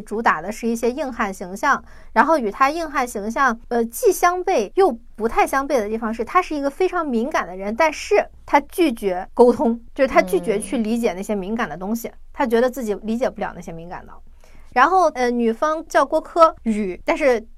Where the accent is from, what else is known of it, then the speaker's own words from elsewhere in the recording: China; 我们中国人看韩国的综艺多少会有一些些的文化差异